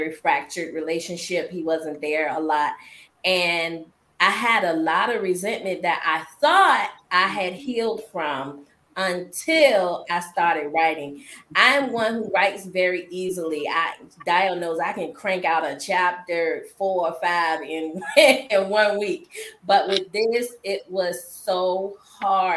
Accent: Norfolk, Virginia, United States; I am from Norfolk, Virginia

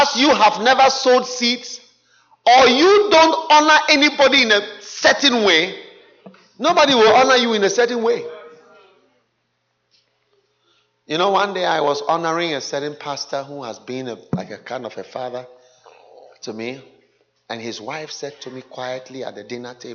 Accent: Ghana; I am from Ghana

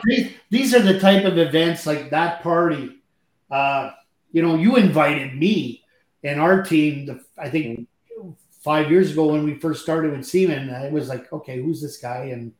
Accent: Canada; I'm French Canadian

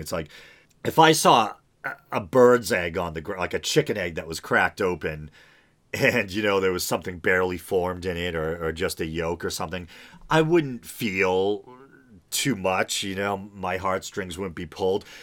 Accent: New England, United States; I'm from New England where there's a lot of, like, you know, coastal regions

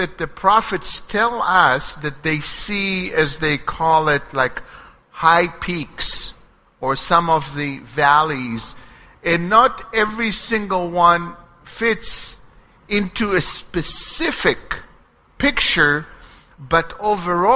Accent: Israel; first language Hebrew; English is a second language; moved away; growing up in Israel, from being in constant communications with my family there

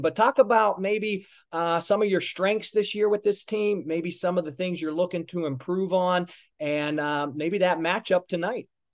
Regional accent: Pittsburgh, Pennsylvania, United States; now in South Florida, United States; I'm from Pittsburgh, and family's important to me as well

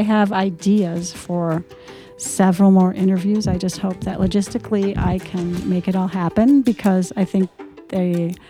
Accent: Minnesota, United States; I'm from Minnesota.

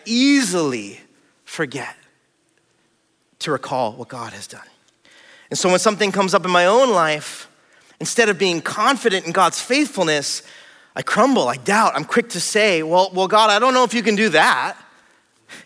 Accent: California, United States; also born or lived in Hawaii; I'm from California, I'm from here.

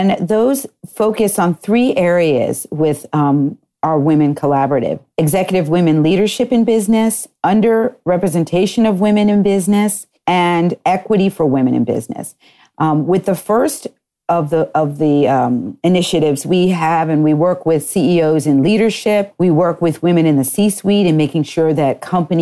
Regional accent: Wellesley, Massachusetts, United States; moved away as an adult; also born or lived in Connecticut; And then I grew up actually and graduated from high school in Wellesley, Massachusetts

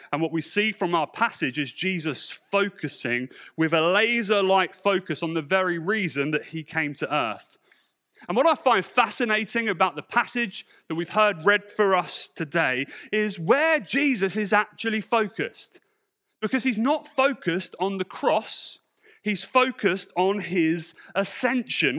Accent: Portsmouth, South East England, United Kingdom; also born or lived in London; my church back in Portsmouth

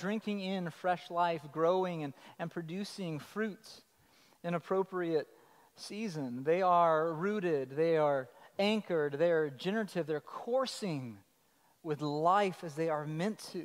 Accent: Colorado, United States; I'm from Colorado

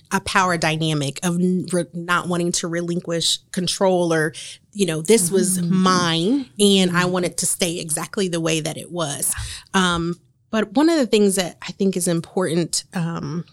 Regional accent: Marion, Indiana, United States; we are from Marion

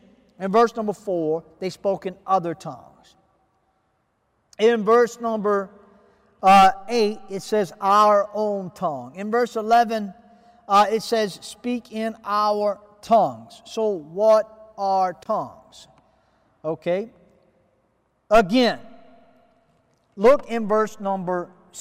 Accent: United States; I am an American. I speak English

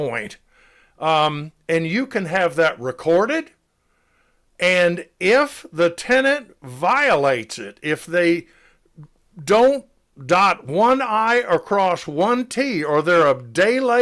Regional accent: Decatur, Georgia, United States; I was born and raised in Decatur, which is the county seat of DeKalb County

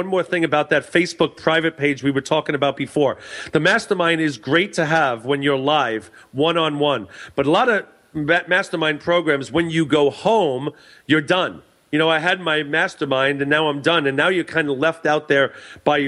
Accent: New York, United States; now in Los Angeles, United States; I'm from New York, so I get to go back home again

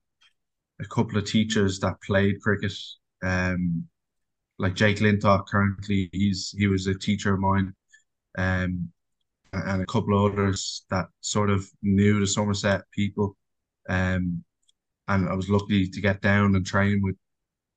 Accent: Ireland; also born or lived in England / Australia

